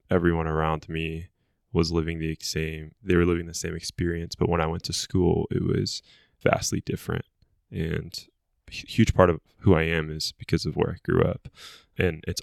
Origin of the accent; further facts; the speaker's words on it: Egypt; also born or lived in Lebanon; I'm fully Egyptian. I was born in Lebanon.